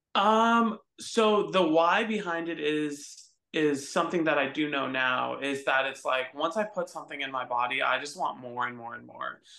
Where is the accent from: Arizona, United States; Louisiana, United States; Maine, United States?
Arizona, United States; Phoenix; moved away as an adult; now in Texas, United States; I grew up um in Phoenix, Arizona. So I'm not even from Texas. Um, I came out here when I was 24